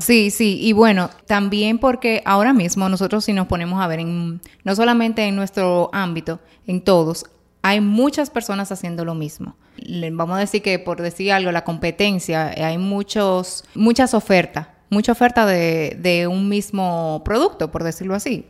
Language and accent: Spanish; Dominican Republic; soy dominicana. Yo era la dominicanita del grupo